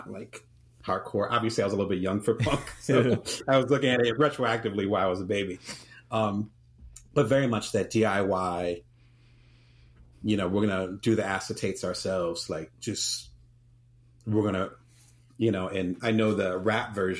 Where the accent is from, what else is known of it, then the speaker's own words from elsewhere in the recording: Atlantic City, New Jersey, United States; also born or lived in New Orleans; now in Las Vegas, United States; I'm from Atlantic City, you know, and live in Las Vegas now